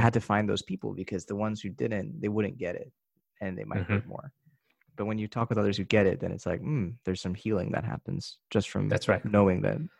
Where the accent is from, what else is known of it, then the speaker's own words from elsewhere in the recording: United States; I was born in America and everything, the way that my upbringing in my Asian household